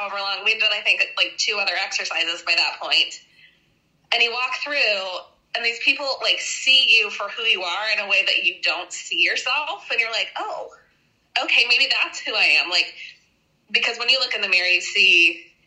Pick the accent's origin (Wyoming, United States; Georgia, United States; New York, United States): Wyoming, United States; I'm from Wyoming